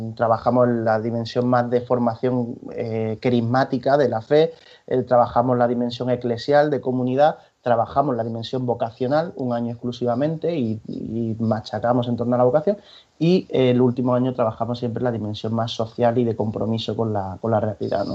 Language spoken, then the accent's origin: Spanish; Granada, Andalusia, Spain; now in Valencia, Spain; yo soy de Granada